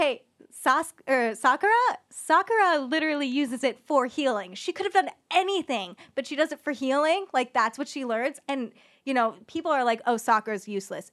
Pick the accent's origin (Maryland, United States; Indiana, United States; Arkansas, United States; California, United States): California, United States; Orange County, Southern; I am from Southern California. I am from Orange County